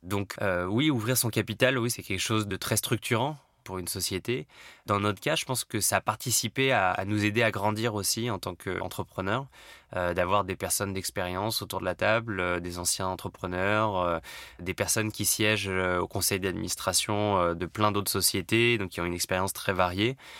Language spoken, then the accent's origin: French; Paris, Île-de-France, France; je suis parisien, j'ai 36 ans